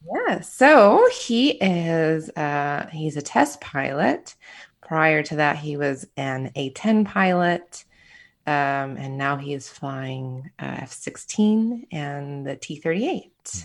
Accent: Michigan, United States; moved away; also born or lived in Florida / Arizona / California / Illinois; I am a Midwesterner at heart, born and raised in Michigan, and then I started moving around the country

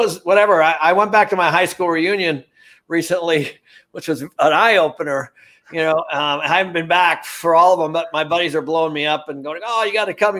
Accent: Everett, Washington, United States; I was born in Everett, Washington

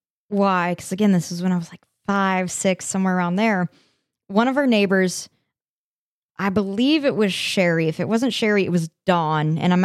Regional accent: Colorado, United States; growing up in Colorado.

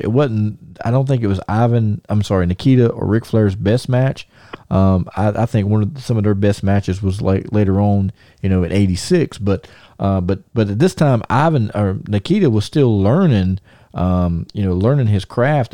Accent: Thomasville, United States; I'm in my hometown

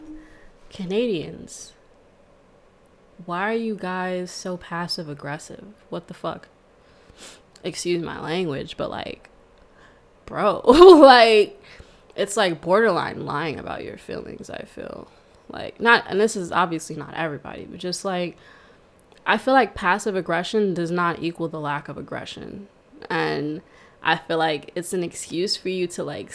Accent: New York City, New York, United States; also born or lived in Montreal; I'm from Brooklyn, New York. I was born in Montreal, but that means nothing because I was there for about a month. And so I am true and true a New Yorker. I moved to Brooklyn when I was about like 6 weeks, and I went to school there, elementary school

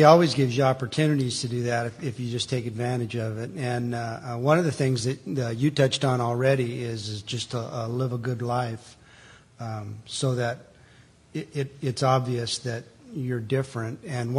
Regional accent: California, United States; moved away; I moved here in August of 2001. I came from Southern California.

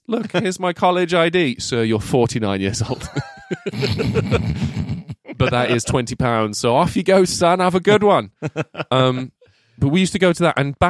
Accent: England, United Kingdom; I struggled with the architect's old ass English, and I am English.

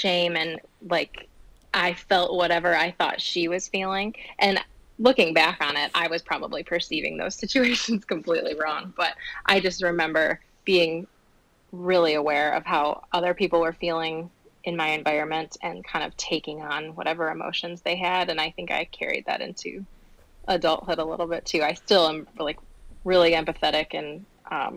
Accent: Holly, Michigan, United States; born or raised there; also born or lived in Grosse Pointe, Michigan / White Lake, Michigan / Waterford, Michigan

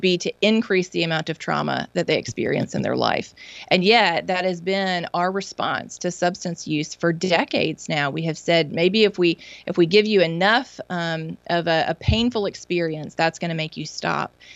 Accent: Mississippi, United States; my home state of Mississippi

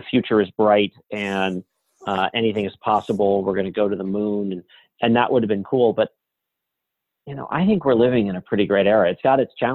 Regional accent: Los Angeles, California, United States; I grew up in Los Angeles

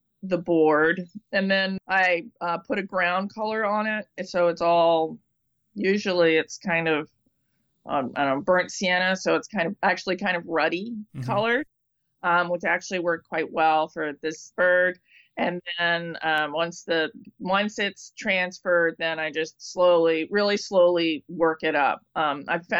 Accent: East Coast, United States; now in California, United States; I grew up on the East Coast

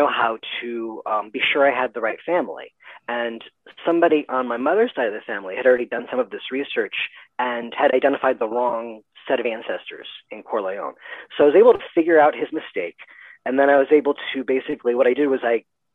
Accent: United States; I am an American. I don't even hyphenate it. This is my experience. This is where I grew up

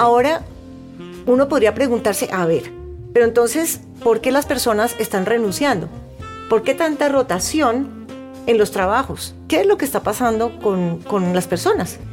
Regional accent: Cali, Valle del Cauca, Colombia; now in Bogotá, Colombia; Originalmente soy de Cali, pero ya muchos años acá en Bogotá.

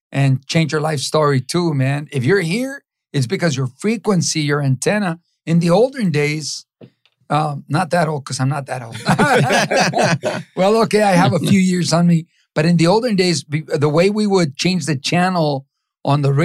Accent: Los Angeles, California, United States; also born or lived in Mexico; I grew up in East

